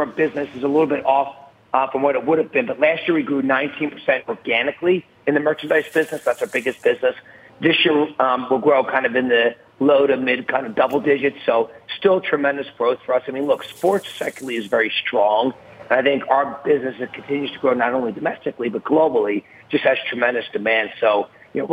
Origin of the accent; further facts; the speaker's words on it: Philadelphia, Pennsylvania, United States; I'm from Philadelphia